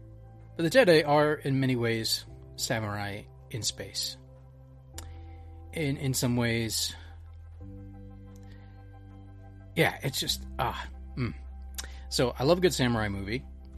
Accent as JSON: {"language": "English", "country": "United States", "said": "I'm obviously not Japanese. I'm American."}